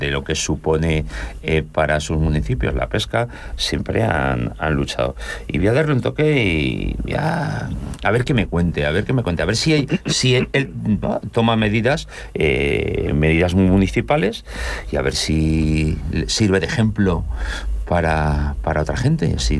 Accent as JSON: {"language": "Spanish", "town": "Seville", "region": "Andalusia", "country": "Spain", "also_born_or_lived": "Cádiz", "said": "sevillano, pero estoy en la linde."}